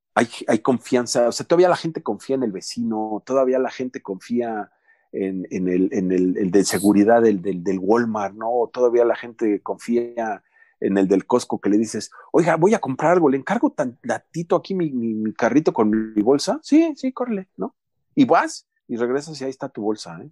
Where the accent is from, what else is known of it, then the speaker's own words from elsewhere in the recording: Mexico; moved away as an adult; also born or lived in United States; now in Calgary, Canada; cuando yo recién salí de México